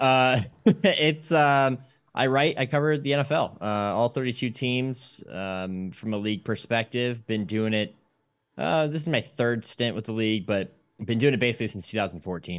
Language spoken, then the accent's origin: English; Akron, Ohio, United States; I grew up in the Akron area